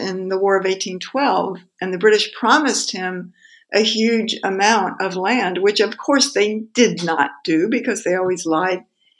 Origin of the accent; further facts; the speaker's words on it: Indiana, United States; But I grew up in Indiana, in the state of Indiana